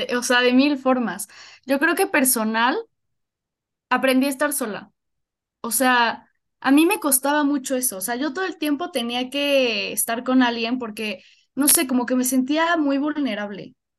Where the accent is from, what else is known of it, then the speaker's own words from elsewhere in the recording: Puebla, Mexico; yo soy de Puebla, nací aquí en Puebla